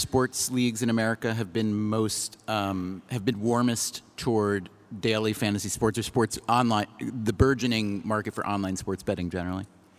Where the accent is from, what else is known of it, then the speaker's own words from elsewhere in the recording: New York, United States; I am from New York